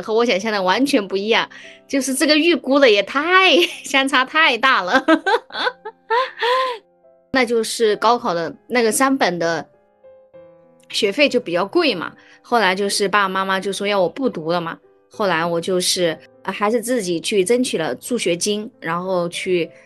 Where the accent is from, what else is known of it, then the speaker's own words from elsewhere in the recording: Hubei, China; 因为我是湖北人嘛，我的大学同学他们，啊，大多是湖北人